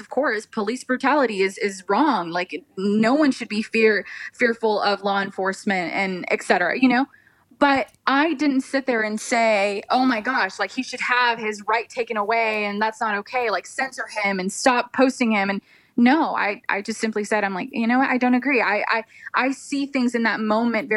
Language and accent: English; United States; as an American, a U.S. born citizen